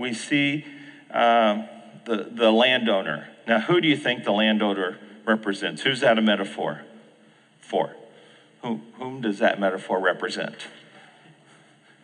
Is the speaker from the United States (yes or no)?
yes; Phoenix, Arizona, United States; I grew up in the Phoenix area